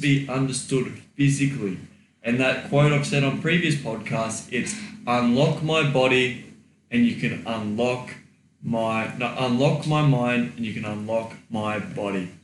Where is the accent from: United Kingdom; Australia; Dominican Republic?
Australia; I am Australian, mate